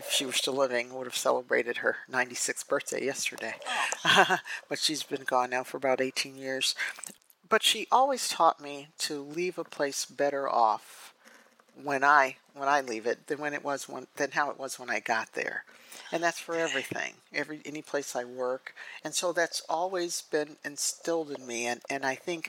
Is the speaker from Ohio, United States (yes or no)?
yes; Cleveland, Ohio, United States; also born or lived in Cincinnati / Toledo; I am a Native Ohioan, as you said. I was born and raised in Cleveland, in the Cleveland area, greater Cleveland area